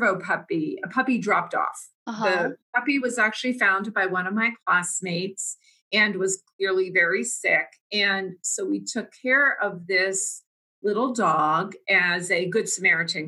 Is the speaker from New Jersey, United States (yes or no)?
yes; New Jersey, United States; I grew up in New Jersey